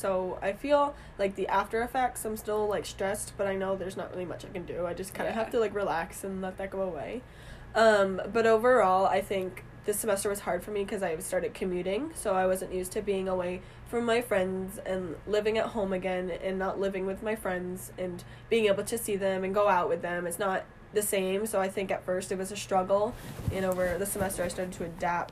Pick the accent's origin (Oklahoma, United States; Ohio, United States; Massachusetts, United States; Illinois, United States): Massachusetts, United States; Burlington; I'm from Burlington, Mass, so not too far from school